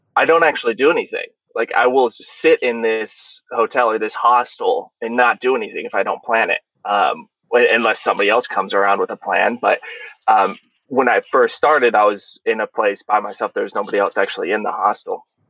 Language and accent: English; Olathe, Kansas, United States; moved away as an adult; also born or lived in Tunisia; I grew up in Kansas City, in Olathe, Kansas